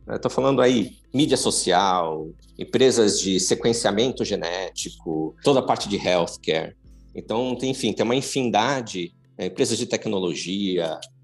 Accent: Santos, São Paulo, Brazil; moved away as an adult; now in São Paulo, Brazil; Não sou de São Paulo, sou de Santos. Vim para cá fazer faculdade e fiquei.

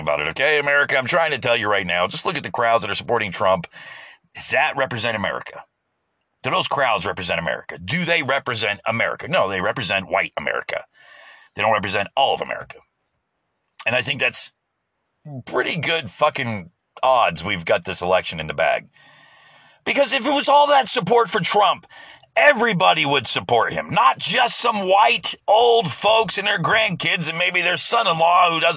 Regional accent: United States; as an American

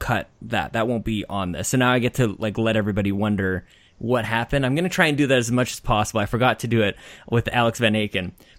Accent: Canada; as a Canadian

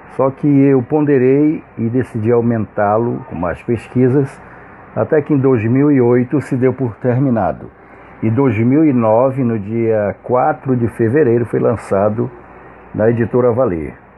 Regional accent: Manaus, Amazonas, Brazil; eu nasci na Praça 14 de Janeiro, eu nasci na casa da minha mãe mesmo

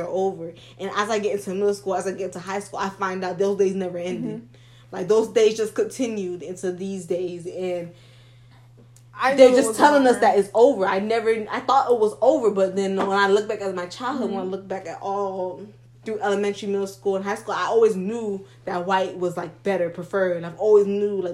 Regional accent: South Florida, United States; now in Tallahassee, United States; we grew up in South Florida

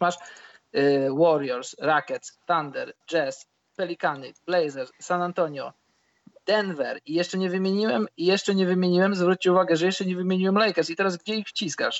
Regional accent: Poland; my żyjąc w Polsce

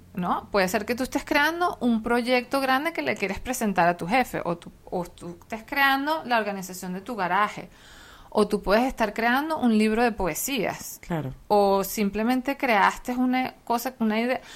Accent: Venezuela; nosotros como venezolanos

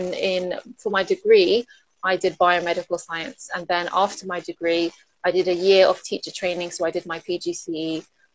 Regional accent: London, United Kingdom; also born or lived in Manchester; I grew up in London. Actually, I was born in Manchester and lived there for 3 years and then moved to London when I was three.

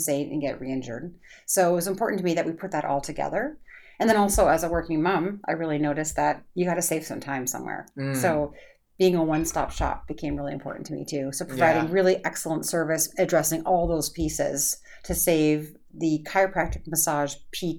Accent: Canada; now in United States; now I'm Canadian, so I come from a superior healthcare system

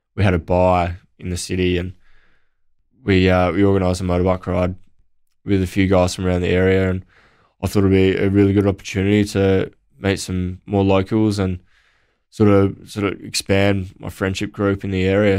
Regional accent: Naracoorte, South Australia, Australia; growing up in Narracort

